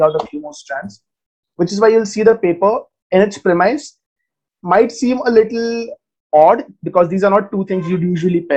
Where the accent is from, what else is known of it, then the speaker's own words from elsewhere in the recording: India; I'm a researcher from India.